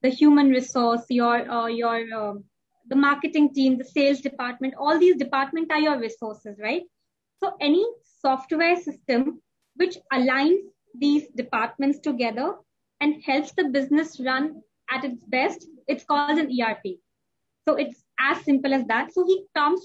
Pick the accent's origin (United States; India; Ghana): India; moved away as an adult; now in Dubai, United Arab Emirates; I'm an Indian, and I was born and brought up in India, and we moved to Dubai.